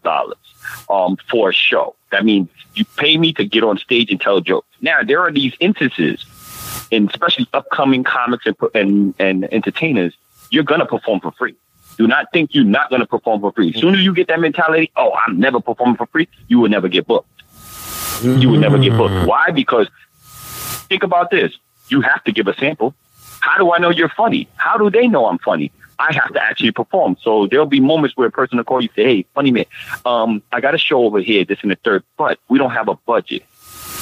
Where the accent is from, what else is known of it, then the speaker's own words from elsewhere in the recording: New York City, New York, United States; I'm from New York. Listeners, I'm from New York City